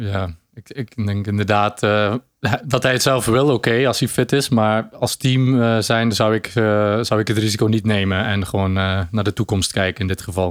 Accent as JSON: {"language": "Dutch", "country": "Belgium", "said": "ik ben een Belg"}